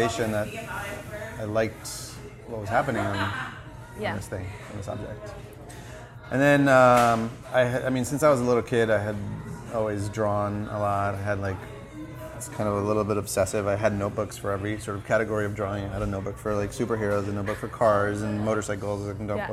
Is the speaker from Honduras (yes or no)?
no; Miami, Florida, United States; also born or lived in Cuba; I grew up in Miami